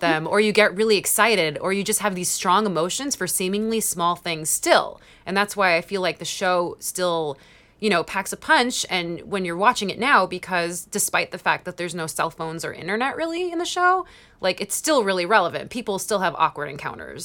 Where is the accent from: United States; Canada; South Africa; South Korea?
United States; Long Island, New York; I'm from Long Island, and I'm actually from the part of Long Island where Jerry Seinfeld's sister lives